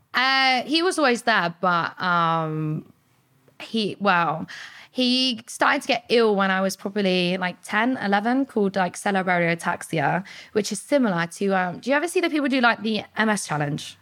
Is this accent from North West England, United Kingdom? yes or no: no; Portsmouth, South East England, United Kingdom; I was born in Portsmouth, like, grew up around the area